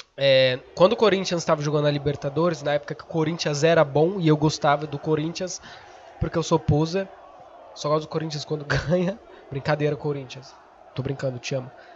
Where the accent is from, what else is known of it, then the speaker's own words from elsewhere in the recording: São Paulo, Brazil; eu sou de São Paulo